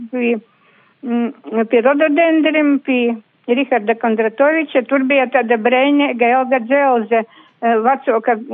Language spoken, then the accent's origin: Latvian; Latvia; ka mēs esam latvieši